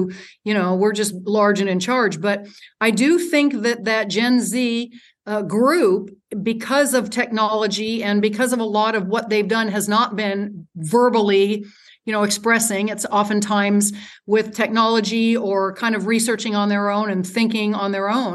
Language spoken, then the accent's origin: English; United States